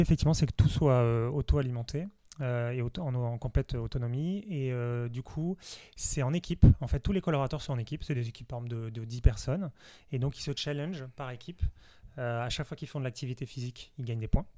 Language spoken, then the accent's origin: French; Nice, Provence-Alpes-Côte d'Azur, France; now in Paris, France; je suis originaire de Nice